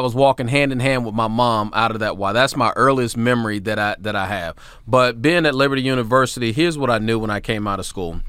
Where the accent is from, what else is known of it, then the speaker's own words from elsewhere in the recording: Hampton Roads, Virginia, United States; also born or lived in Tennessee; it was a joy to go back to my hometown just to be able to run that Y where my mom was a member